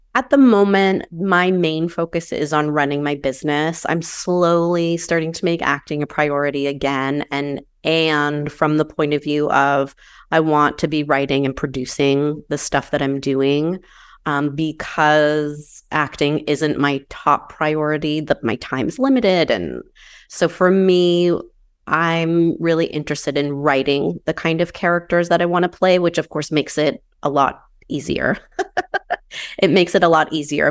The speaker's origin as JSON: {"language": "English", "region": "Maine", "country": "United States", "tie": "born or raised there", "also_born_or_lived": "New Hampshire", "moved": "yes", "lives_now": "Southern California, United States", "said": "I grew up in Maine and then New Hampshire, and I currently live in Southern California."}